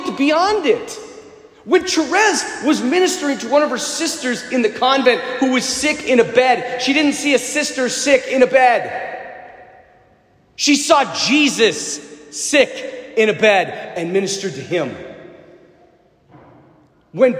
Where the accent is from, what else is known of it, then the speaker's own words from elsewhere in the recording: United States; I'm an American.